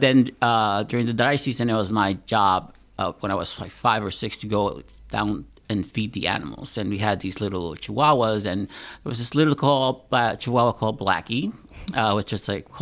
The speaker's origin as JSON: {"language": "English", "country": "Puerto Rico", "also_born_or_lived": "Pennsylvania", "moved": "yes", "lives_now": "Wisconsin, United States", "said": "I am originally from Puerto Rico"}